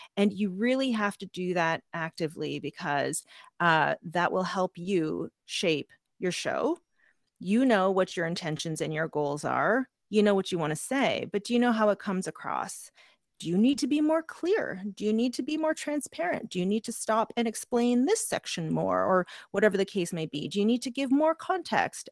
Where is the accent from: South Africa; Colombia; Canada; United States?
Canada; I am Canadian, I am urban